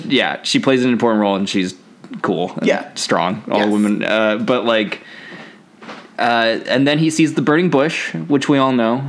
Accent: United States; we're American

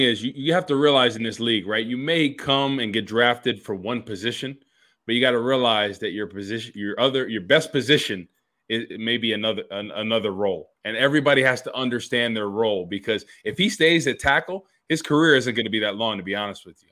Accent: New Jersey, United States; I'm from Jersey

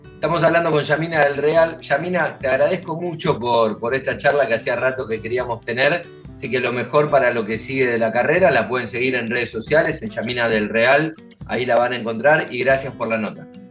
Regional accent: Buenos Aires, Argentina; a mí como porteño

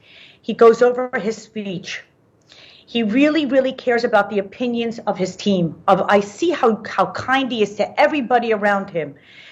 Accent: Cherry Hill, New Jersey, United States; also born or lived in Israel; I was born in Israel during the Six-Day War, and I grew up in Cherry Hill, New Jersey.

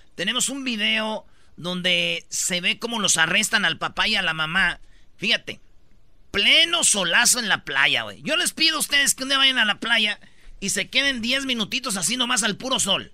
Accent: Mexico; Siete horas pide que trabajemos los mexicanos, bueno, en México

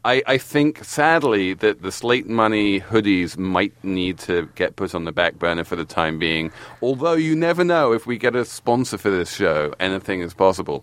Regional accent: England, United Kingdom; now in United States; as an Englishman in America

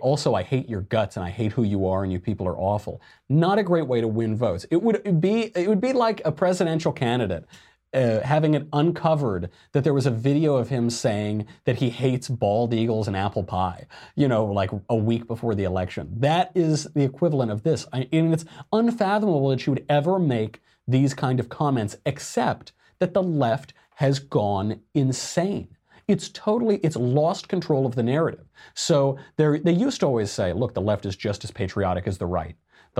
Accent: Arizona, United States; you're going to end up like those troglodyte knuckle draggers in my home state of Arizona.

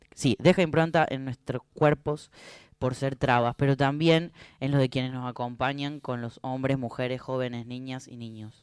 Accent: Córdoba, Argentina; ahí en Río Cuarto, en mi país de Córdoba

